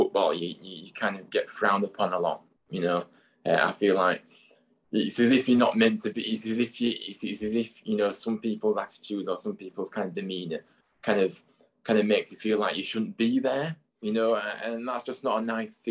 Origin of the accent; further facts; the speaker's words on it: Huddersfield, Yorkshire and the Humber, United Kingdom; I'm obviously, you know, from Huddersfield, so this is my hometown